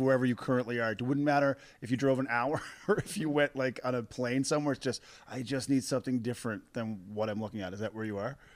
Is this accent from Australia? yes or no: no; Corner Brook, Newfoundland and Labrador, Canada; I grew up in Cornerbrook, Newfoundland